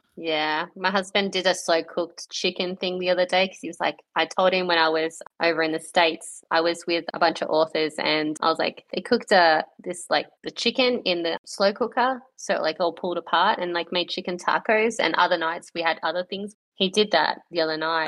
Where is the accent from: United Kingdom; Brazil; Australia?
Australia; we're Australian